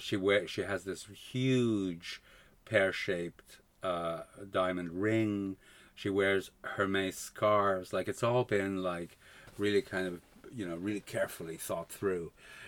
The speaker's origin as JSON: {"language": "English", "country": "Canada", "tie": "born or raised there", "also_born_or_lived": "Spain", "said": "I grew up in Canada, really. Okay. I mean, you know, we moved to Canada when I was seven."}